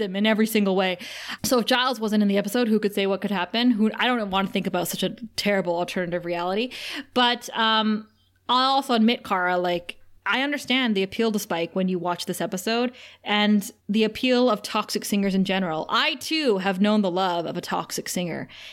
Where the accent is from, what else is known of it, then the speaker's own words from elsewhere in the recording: Thunder Bay, Ontario, Canada; a girl like me growing up in Thunder Bay